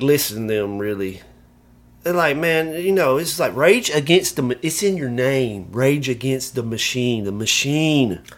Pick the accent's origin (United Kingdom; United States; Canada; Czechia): United States; Alabama; I'm from Alabama.